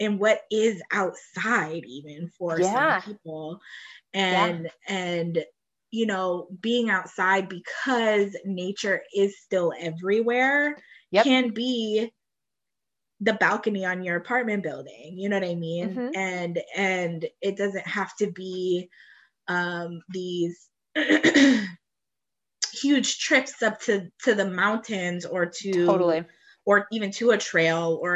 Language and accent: English; Cleveland, Ohio, United States; I'm from Cleveland and I am from a majority Black suburb